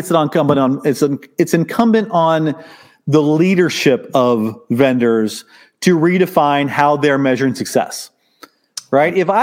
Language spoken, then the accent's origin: English; Southern Illinois, United States; I was a solo practitioner in my hometown in Southern Illinois.